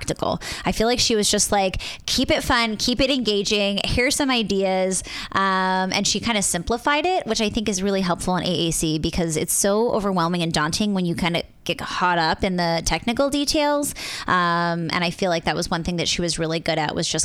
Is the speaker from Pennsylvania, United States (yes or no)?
yes; Philadelphia, Pennsylvania, United States; I'm from Philadelphia, or from Pennsylvania